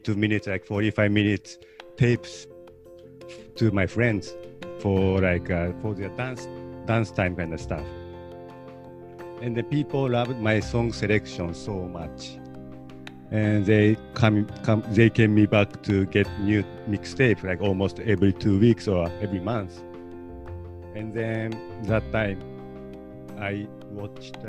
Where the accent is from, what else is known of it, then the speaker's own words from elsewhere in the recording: Tokyo, Japan; now in Los Angeles, United States; I grew up, I was raised and born and raised in Tokyo, Japan